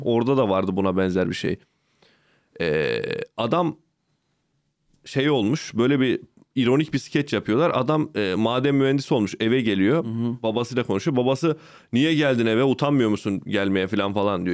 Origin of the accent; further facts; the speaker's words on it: Ankara, Turkey; also born or lived in Çorum; Gecekondu Mahallesi'nde büyüdüm orada.